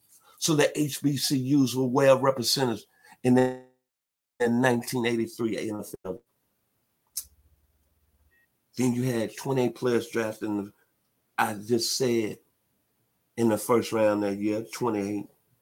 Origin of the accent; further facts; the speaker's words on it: Memphis, Tennessee, United States; my hometown, the 901